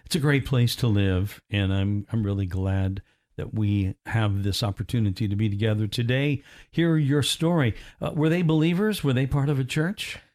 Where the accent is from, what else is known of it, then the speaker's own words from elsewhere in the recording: Evansville, Indiana, United States; now in Orlando, United States; in my hometown where I was born, in Indiana, Evansville, Indiana